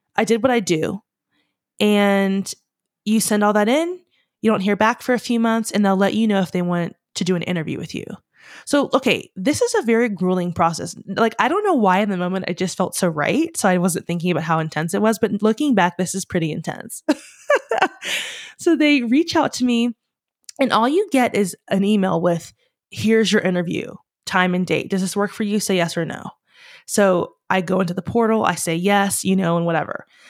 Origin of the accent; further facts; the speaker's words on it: United States; We're American.